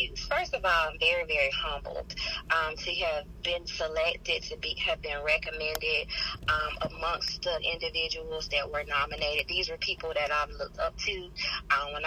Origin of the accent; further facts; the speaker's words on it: College Park, Georgia, United States; moved away as an adult; now in Macon, United States; I'm actually a Macon transplant, as they say. I'm originally from College Park